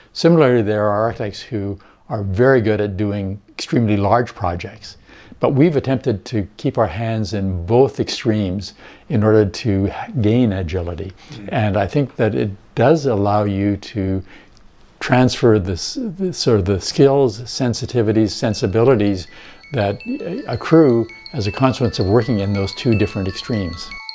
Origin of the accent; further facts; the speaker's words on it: Winnipeg, Manitoba, Canada; moved away as an adult; also born or lived in Alberta / British Columbia; now in Vancouver, Canada; we were prairie people, we grew up in Winnipeg.